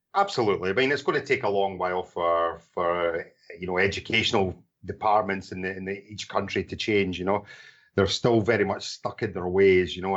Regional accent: Scotland, United Kingdom; accent: Scottish; moved away as an adult; also born or lived in Portugal / Thailand; now in Bangkok, Thailand; I'm from Scotland originally

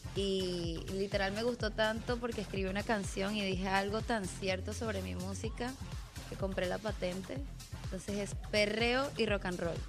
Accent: Caracas, Capital District, Venezuela; cantante y compositora de Caracas, Venezuela

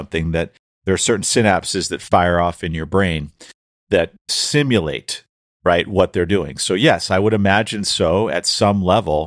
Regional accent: New Hampshire, United States; moved away as an adult; also born or lived in Florida; I grew up in New Hampshire too

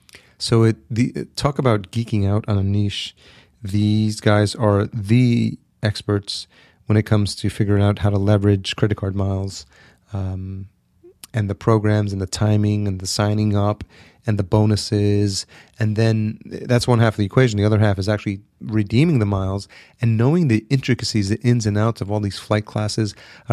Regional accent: El Salvador; born there; I was born in El Salvador, for those of you who don't know.

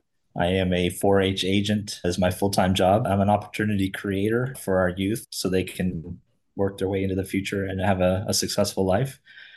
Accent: South Florida, United States; I grew up in South Florida. My family had a ranch growing up.

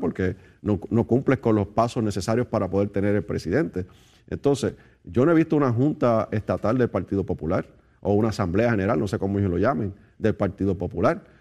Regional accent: Puerto Rico; Somos territorio americano

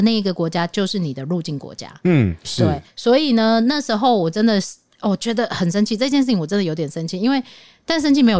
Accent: Taiwan; 对，因为我们是 Republic of China 嘛。

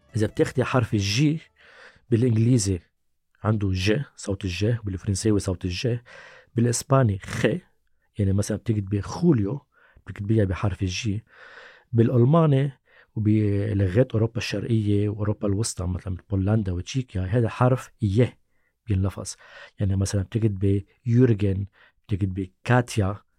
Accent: Lebanon; باللبناني نحن بنلفظ

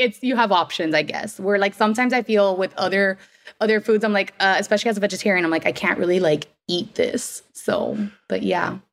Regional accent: Miami, Florida, United States; I am born and raised in Miami

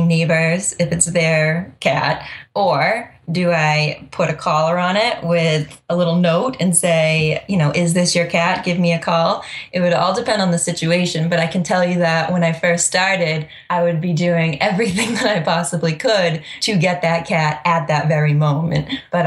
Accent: Freetown, Massachusetts, United States; Middleborough, Lakeville, Freetown, kind of my hometown, which is an hour away.

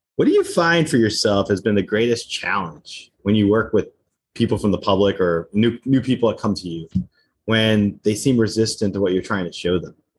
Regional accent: New Jersey, United States; I grew up in New Jersey

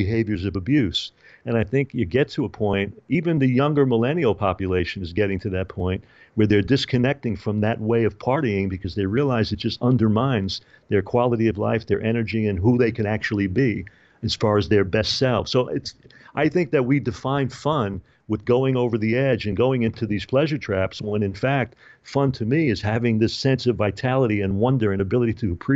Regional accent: New York City, New York, United States; I spent a lot of time growing up in New York

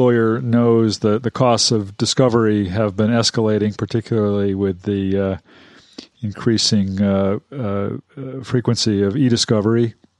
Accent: Massachusetts, United States; I am from Massachusetts, yes.

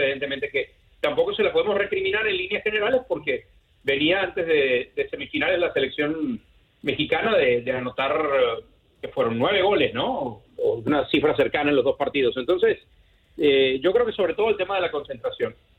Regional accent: Venezuela; como decimos en Venezuela, en mi tierra

